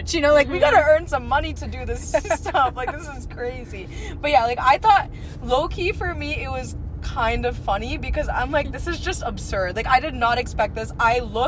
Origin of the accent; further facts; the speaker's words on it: East Coast, United States; We're from the East Coast